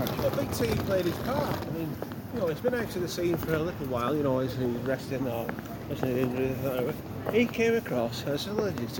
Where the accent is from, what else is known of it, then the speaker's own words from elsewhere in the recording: Rochdale, North West England, United Kingdom; I'm from Rochdale.